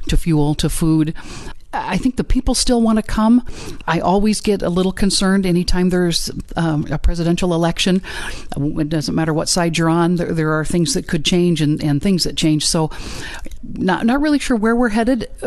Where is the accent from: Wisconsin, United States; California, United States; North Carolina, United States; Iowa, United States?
Iowa, United States; Warren County; I come from Warren County, Iowa, and I've been the fair manager there for 25 years